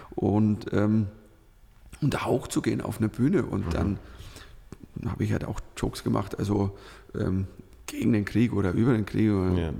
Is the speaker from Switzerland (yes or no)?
yes; Switzerland; also born or lived in Northern Germany; now in Germany; du als Schweizer in Deutschland